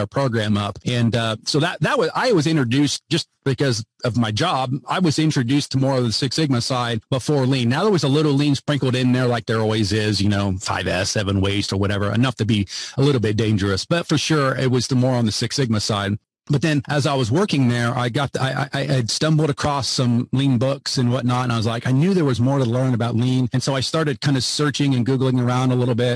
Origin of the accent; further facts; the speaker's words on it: Greenville, Ohio, United States; I grew up in Greenville, Ohio, and home of Annie Oakley